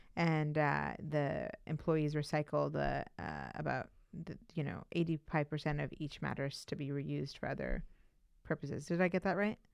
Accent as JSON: {"language": "English", "country": "Pakistan", "tie": "born or raised there", "moved": "yes", "lives_now": "Cambridge, United States", "said": "I was born in Pakistan, but my dad is from India and he's an Indian Muslim"}